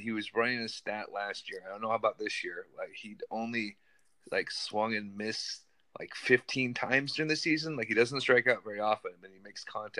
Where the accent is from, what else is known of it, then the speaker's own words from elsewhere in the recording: Seattle, Washington, United States; moved away; I'm from Seattle originally